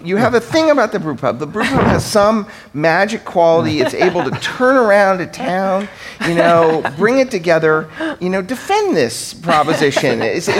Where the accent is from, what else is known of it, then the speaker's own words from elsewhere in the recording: California, United States; And as a Californian who's somewhat sensitive, given we're on the business end of this business from the Trump administration on this subject